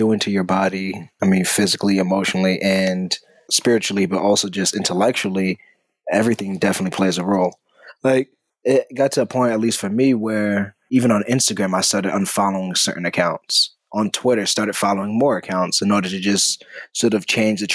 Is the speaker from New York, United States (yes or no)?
yes; New York City, New York, United States; I'm from Brooklyn